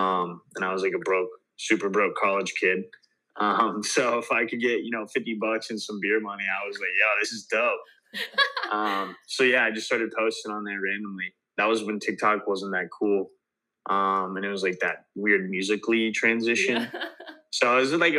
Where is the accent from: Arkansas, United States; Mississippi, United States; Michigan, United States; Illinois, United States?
Illinois, United States; Paris; now in Miami, United States; I grew up in a little small town. It's called Paris, Illinois.